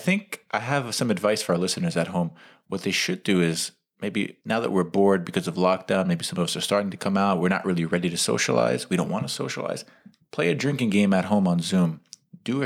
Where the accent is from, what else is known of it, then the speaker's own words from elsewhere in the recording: New York City, New York, United States; the part of New York City I grew up